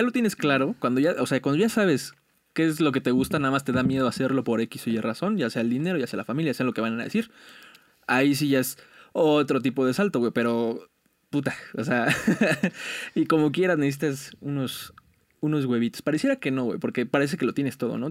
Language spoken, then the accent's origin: Spanish; Mexico; como mexicanos somos muy, muy unidos